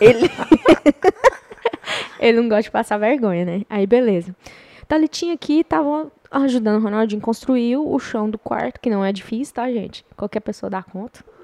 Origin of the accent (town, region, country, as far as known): Goiás, Brazil; moved away